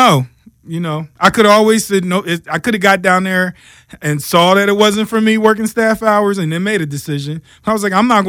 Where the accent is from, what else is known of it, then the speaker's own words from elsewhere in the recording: United States; So, because you want a little bit of back home, even though because we're American